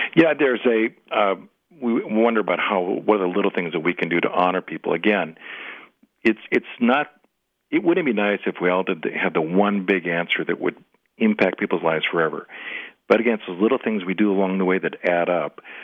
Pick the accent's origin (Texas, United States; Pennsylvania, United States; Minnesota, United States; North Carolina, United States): Minnesota, United States; Minneapolis; also born or lived in St. Cloud, Minnesota; I'm from Minneapolis